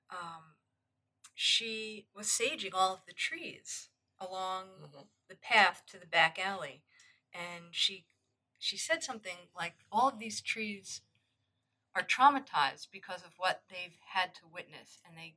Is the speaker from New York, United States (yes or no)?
yes; New York, United States; I'm from New and, York.